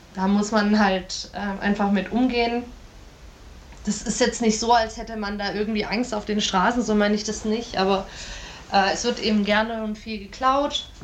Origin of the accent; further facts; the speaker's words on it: Germany; als Europäer oder als Deutsche